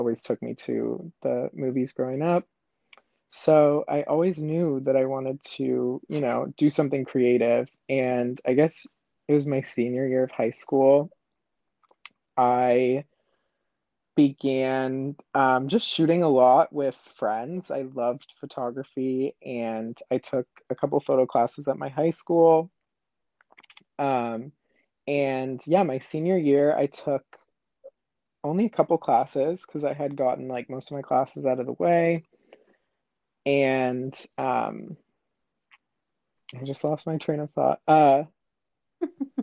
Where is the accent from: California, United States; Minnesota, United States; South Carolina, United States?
California, United States; Thousand Oaks; now in Los Angeles, United States; I grew up in Thousand Oaks, which is probably like 45 minutes north of Los Angeles